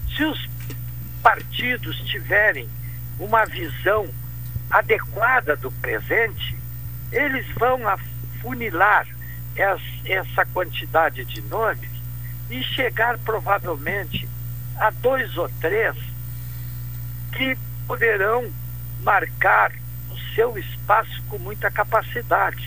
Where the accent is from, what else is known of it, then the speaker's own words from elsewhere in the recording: Pelotas, Rio Grande do Sul, Brazil; eu sou pelotense de nascimento